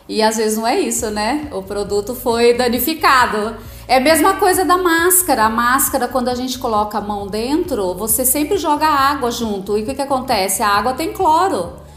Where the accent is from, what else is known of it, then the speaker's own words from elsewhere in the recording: Agudos, São Paulo, Brazil; also born or lived in Lençóis Paulista; eu nasci em Lençóis, mas vim para cá com 9 anos e acabei fazendo a vida aqui em Agudos mesmo